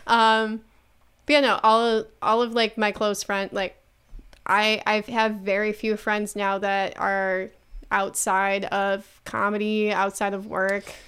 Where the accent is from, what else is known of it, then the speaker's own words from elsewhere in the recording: Buffalo, New York, United States; I'm from Buffalo, New York and I do comedy.